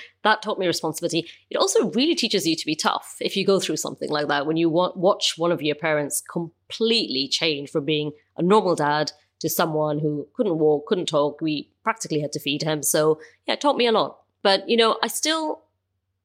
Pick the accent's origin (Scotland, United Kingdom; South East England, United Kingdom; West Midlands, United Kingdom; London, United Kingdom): London, United Kingdom; I was born in London.